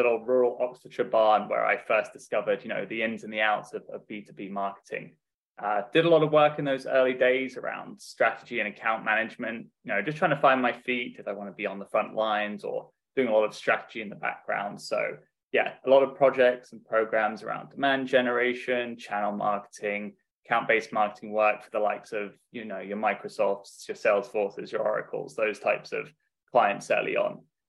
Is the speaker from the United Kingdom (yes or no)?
no; Dubai, United Arab Emirates; I've kind of been all over the world, really. Grew up in Dubai in the Middle East and had a great upbring